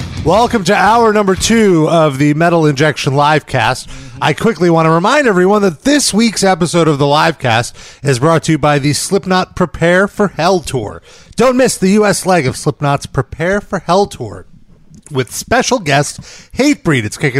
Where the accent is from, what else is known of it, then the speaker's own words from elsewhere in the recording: United States; I'm American. I was born in this country